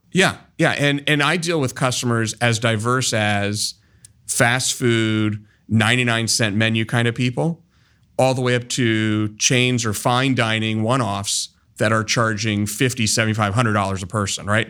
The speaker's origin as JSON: {"language": "English", "town": "Columbus", "region": "Ohio", "country": "United States", "tie": "born or raised there", "said": "I was born and raised here in Columbus"}